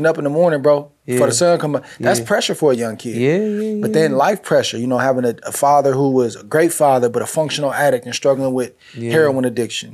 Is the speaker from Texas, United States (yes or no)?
no; Northern California, United States; I grew up in Northern California